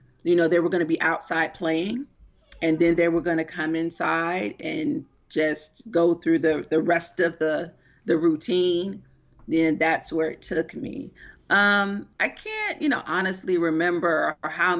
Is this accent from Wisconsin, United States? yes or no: no; Miami, Florida, United States; I am originally from Miami, Florida